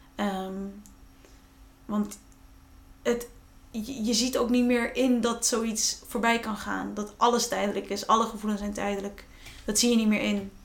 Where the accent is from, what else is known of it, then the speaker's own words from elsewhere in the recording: Friesland, Netherlands; waar ik vandaan kom, Friesland